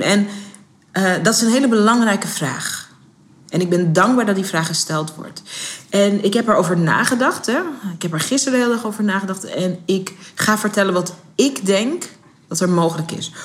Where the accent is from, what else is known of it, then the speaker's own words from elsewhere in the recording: Netherlands; ik ben geen Amerikaan, ik ben geboren en getogen in Nederland.